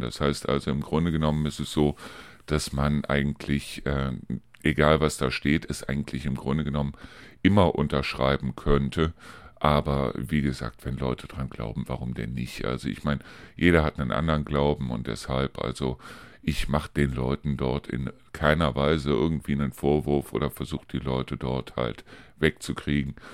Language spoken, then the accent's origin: German; Neuss, Cologne, Düsseldorf area, North Rhine-Westphalia, Germany; moved away; in meine alte Heimat sprich also in den Bereich äh, Neuss, Köln, Düsseldorf